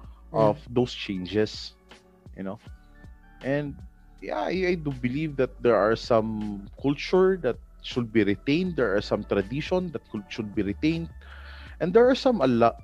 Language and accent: English; Cordillera Administrative Region, Philippines; I was born and raised in the Cordilleras